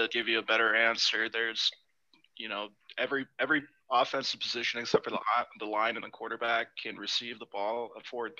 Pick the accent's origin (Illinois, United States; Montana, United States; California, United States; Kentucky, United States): California, United States; I grew up a Raiders fan, but they abandoned my hometown twice.